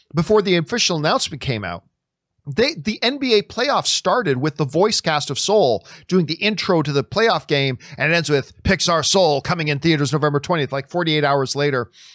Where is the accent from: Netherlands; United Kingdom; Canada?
Canada; I'm Canadian